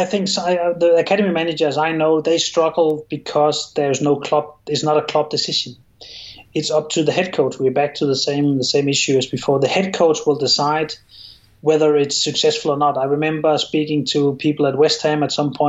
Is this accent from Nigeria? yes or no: no; Copenhagen, Capital Region of Denmark, Denmark; English is a second language; moved away; I'm from Copenhagen and someone else is from the west of Denmark. There's a difference there, but it means very little to us. We will often just say we're Danish